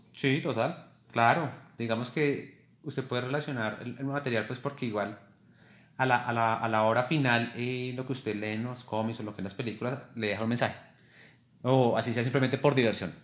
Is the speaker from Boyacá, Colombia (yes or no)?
yes; Tunja, Boyacá, Colombia; siempre he estado orgulloso de mi ascendencia, del lugar donde nací y crecí, donde fui educado. Entonces, que siempre cuando me preguntan, yo siempre he dicho que, pues, que soy de Tunja, que soy de Boyacá